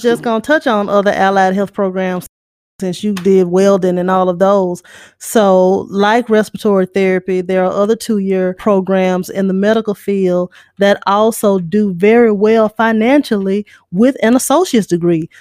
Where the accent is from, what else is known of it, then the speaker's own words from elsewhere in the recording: Shreveport, Louisiana, United States; I grew up in Lakeside. I went to Linwood. Carlos and I grew up blocks away from each other